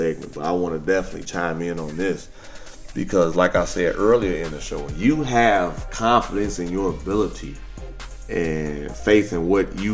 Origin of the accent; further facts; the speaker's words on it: Midwest, United States; now in Houston, United States; I'm from the Midwest, and I love the Midwest